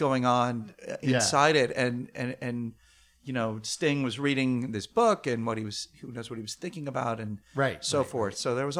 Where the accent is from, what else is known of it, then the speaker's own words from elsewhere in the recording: Beirut, Beirut Governorate, Lebanon; for me, the song is about Beirut, where I'd grown up, which at that point was going up in flames. My hometown was being vilified by the media as a terrorist stronghold